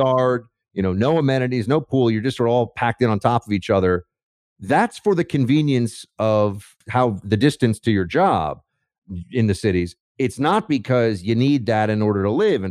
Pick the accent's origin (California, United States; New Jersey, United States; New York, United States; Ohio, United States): New York, United States; New York City; I grew up in New York City